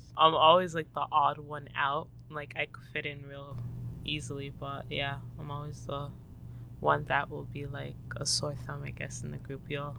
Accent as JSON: {"language": "English", "town": "Toronto", "region": "Ontario", "country": "Canada", "tie": "born or raised there", "said": "I was born in Toronto, Canada."}